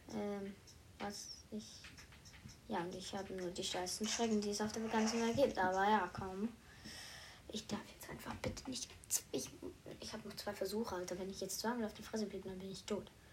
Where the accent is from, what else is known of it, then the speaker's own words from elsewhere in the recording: Switzerland; first language Swiss German; Ich komme aus der Schweiz, aber ich spreche nicht so. Ich spreche, ich spreche so. Also ich spreche zu Hause Schweizerdeutsch